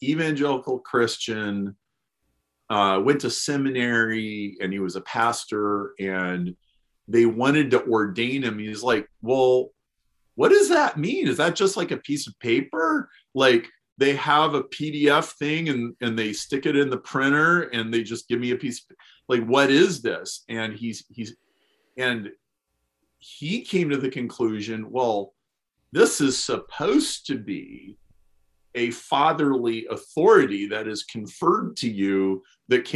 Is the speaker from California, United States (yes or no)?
no; Lincoln, Nebraska, United States; I grew up in Lincoln, Nebraska